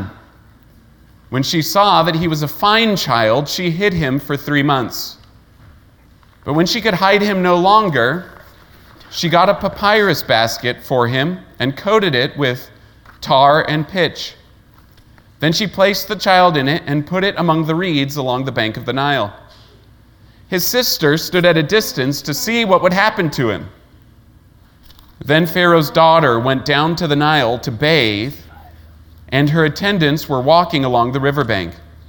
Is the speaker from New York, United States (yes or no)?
no; Layton, Utah, United States; also born or lived in Kentucky; I grew up in Layton, Utah, basically age 4 to 22